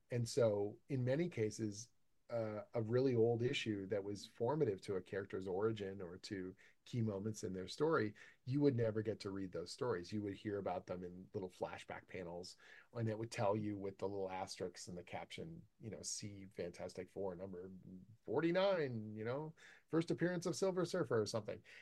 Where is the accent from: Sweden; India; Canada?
Canada; I'm Canadian